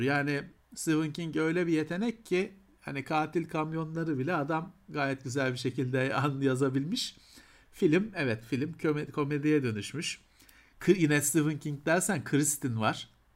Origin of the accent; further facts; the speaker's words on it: Istanbul, Turkey; biz Bakırköylüler olarak